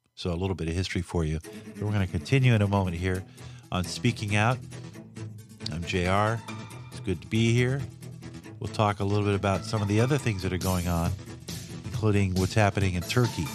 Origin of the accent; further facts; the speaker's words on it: Santa Barbara, California, United States; as a kid, growing up in Santa Barbara